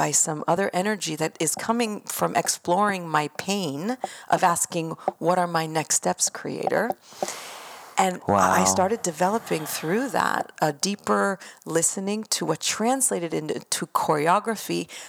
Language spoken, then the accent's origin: English; Israel; also born or lived in United States; So I was born in Israel and my mom's American, my father's Israeli, and I've been back and forth my whole life.